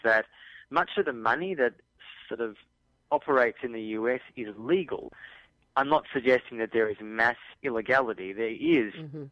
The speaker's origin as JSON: {"language": "English", "country": "Australia", "said": "I'm from Australia, people can probably recognise my accent"}